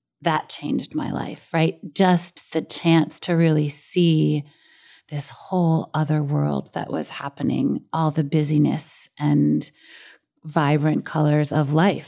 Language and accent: English; New York City, New York, United States; a girl who grew up in Brooklyn